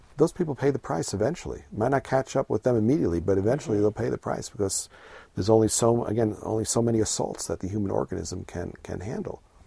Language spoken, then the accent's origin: English; New York City, New York, United States; I grew up in New York City